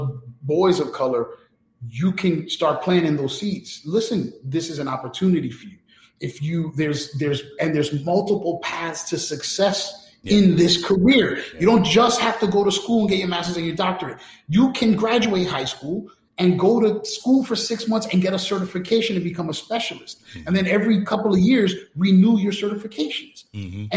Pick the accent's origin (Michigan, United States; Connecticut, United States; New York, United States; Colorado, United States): New York, United States; New York City; I grew up in New York City, where Malcolm X was praised as a hero in school